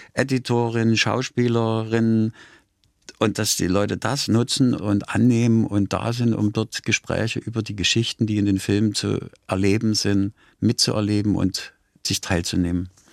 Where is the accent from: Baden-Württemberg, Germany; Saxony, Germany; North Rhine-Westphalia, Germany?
Saxony, Germany; Dresden; moved away as an adult; also born or lived in Großhennersdorf / West Berlin / West Germany; now in Basel, Switzerland; nach Dresden zu fahren und meine Heimat, meine Großeltern, bin meinen Großeltern groß geworden